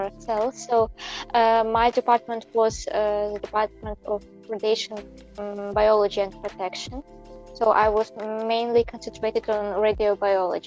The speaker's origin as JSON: {"language": "English", "country": "Belarus", "first_language": "Belarusian", "second_language": "English", "moved": "as an adult", "lives_now": "Japan", "said": "I'm from Belarus"}